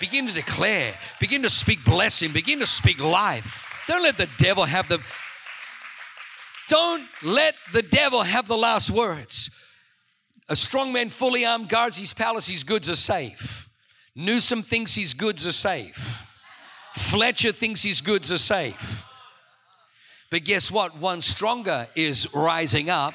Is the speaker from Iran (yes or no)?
no; Australia; moved away; I'm from Australia